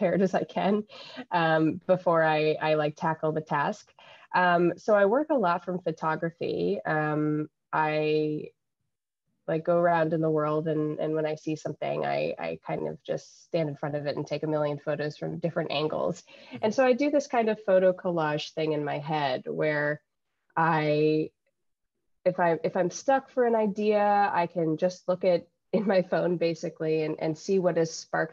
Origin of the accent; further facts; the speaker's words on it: Salem, Massachusetts, United States; moved away as an adult; also born or lived in Boston, Massachusetts; now in New Haven, United States; I was born there in 1992 in the city of witches. I was born in Salem